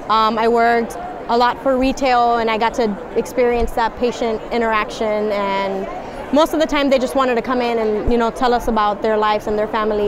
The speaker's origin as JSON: {"language": "English", "town": "Miami", "region": "Florida", "country": "United States", "said": "I'm originally from Miami, so I wanted to stay in the area."}